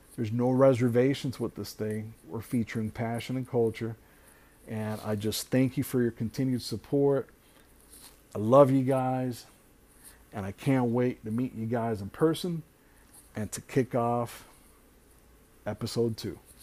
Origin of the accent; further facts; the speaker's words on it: Hialeah, Florida, United States; I'm originally born and raised in Hialeah, which is South Florida